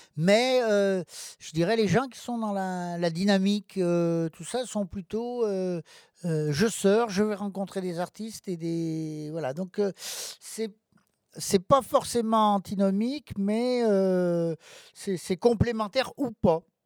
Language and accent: French; Rive-de-Gier, Auvergne-Rhône-Alpes, France; also born or lived in Lorette; je suis né à Lorette, euh, la, une petite ville, euh, située, euh, juste aux portes de Rive-de-Gier.